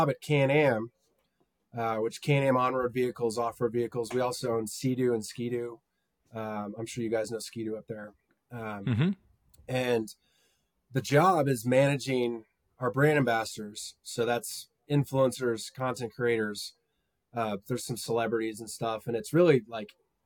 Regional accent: Edwards, Colorado, United States; moved away as an adult; also born or lived in Denver, Colorado; now in Dallas, United States; I was born in Dallas, but moved to Colorado in 1997 with my family. We lived in a town called Edwards, which is near Beaver Creek in Vail.

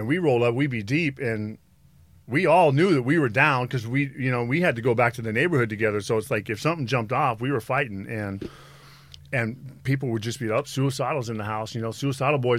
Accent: Los Angeles, California, United States; I'm from Venice.

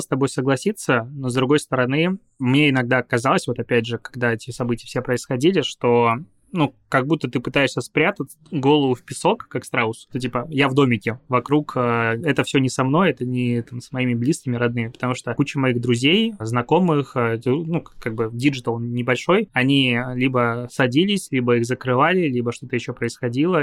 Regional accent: Belarus; moved away as an adult; also born or lived in Crimea / Minsk; now in Saint Petersburg, Russia; я вообще родился в Крыму и тут просто вырос

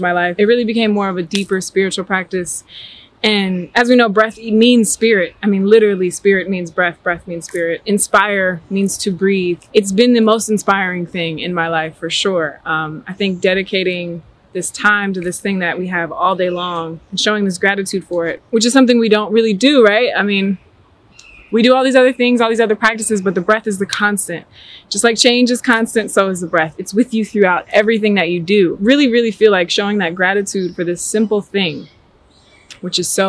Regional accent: New Jersey, United States; now in Atlanta, United States; I'm originally born and raised in New Jersey. I now currently live in Atlanta, Georgia.

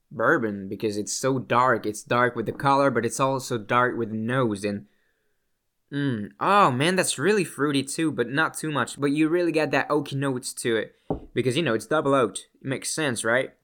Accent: Canada; I'm Canadian

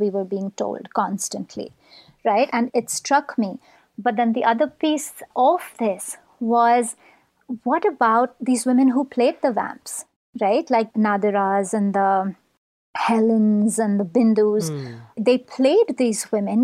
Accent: Mumbai, Maharashtra, India; moved away; we grew up in Mumbai at approximately the same time

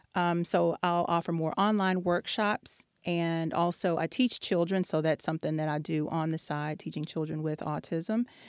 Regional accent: Texas, United States; moved away as an adult; also born or lived in DMV (Washington, D.C. area); now in Washington, D.C. area, United States; I'm from Texas originally. Um, I've been here for about eight years

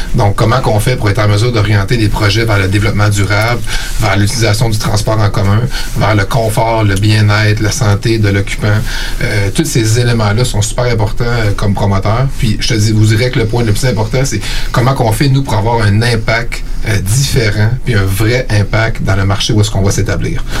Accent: Eastern Townships, Quebec, Canada; moved away as an adult; also born or lived in Sherbrooke / Montreal; now in Quebec City, Canada; moi, je viens euh, des cantons de l'Est.

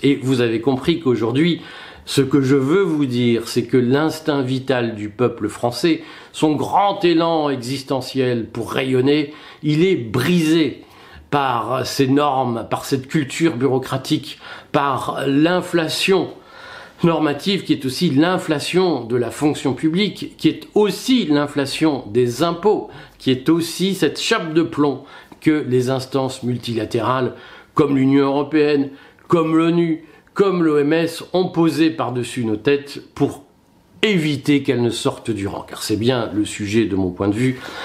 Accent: France; lorsque nous sommes français

